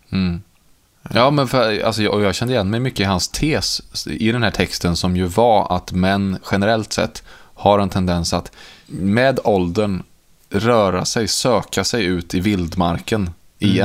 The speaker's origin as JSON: {"language": "Swedish", "town": "Karlstad", "region": "Värmland", "country": "Sweden", "tie": "born or raised there", "said": "Det är ju min uppväxt i Karlstad i Värmland"}